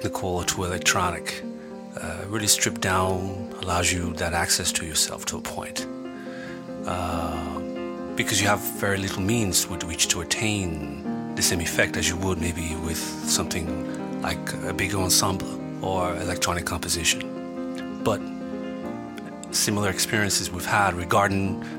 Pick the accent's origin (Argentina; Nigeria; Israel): Nigeria; Benin City, Edo; the people that I grew up with in Benin City in Nigeria